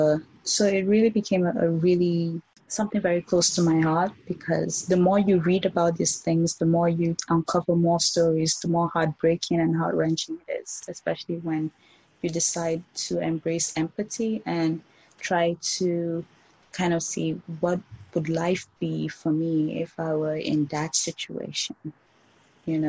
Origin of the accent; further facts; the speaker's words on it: Nigeria; I grew up in Nigeria